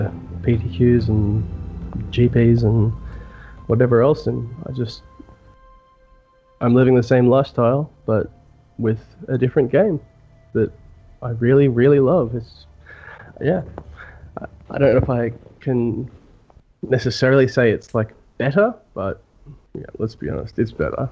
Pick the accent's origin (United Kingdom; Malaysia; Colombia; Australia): Australia; I am from Australia, which is in the Southern Hemisphere